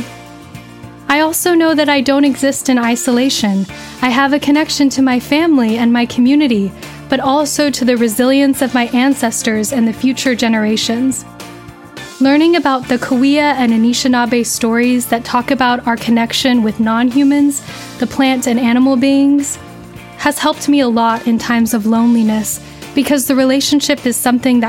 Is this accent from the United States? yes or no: yes; Riverside County, Southern California, United States; I grew up in Southern California in Riverside County